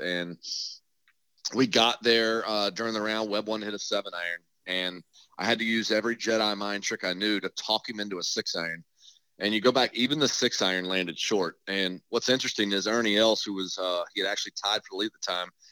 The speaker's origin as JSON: {"language": "English", "town": "St. Augustine", "region": "Florida", "country": "United States", "said": "I was from St. Augustine, Ponte Vedra"}